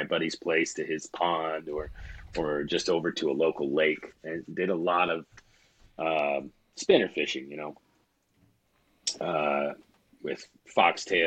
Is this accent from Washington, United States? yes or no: yes; Nisqually River, Washington, United States; I grew up on the Nisqually River in Washington State